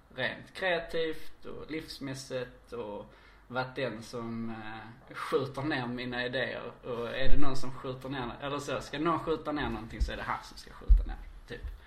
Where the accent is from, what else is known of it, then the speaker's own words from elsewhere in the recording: Ystad, Skåne, Sweden; now in Malmö, Sweden; Ystad BB